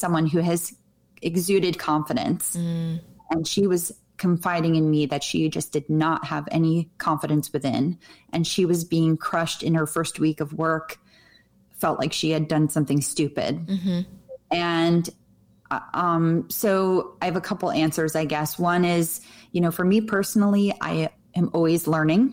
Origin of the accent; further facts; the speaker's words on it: New Jersey, United States; moved away; I grew up in New Jersey where everything was green